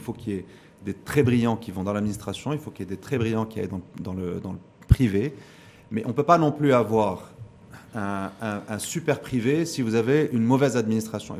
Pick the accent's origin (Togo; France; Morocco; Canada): Morocco